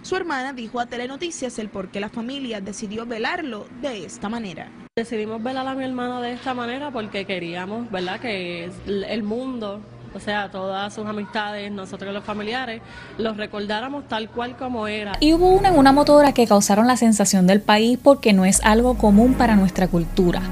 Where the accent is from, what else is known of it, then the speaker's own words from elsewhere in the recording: Puerto Rico; Yo soy de Puerto Rico